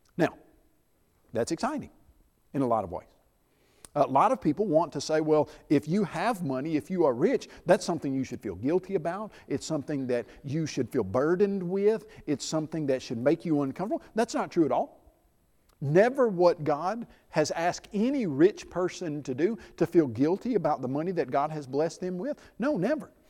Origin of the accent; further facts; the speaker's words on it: Middle Tennessee, United States; I grew up in Middle Tennessee.